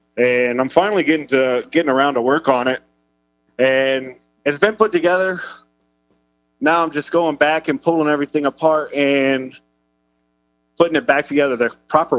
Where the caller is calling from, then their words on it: Houston, Texas, United States; I'm in Houston.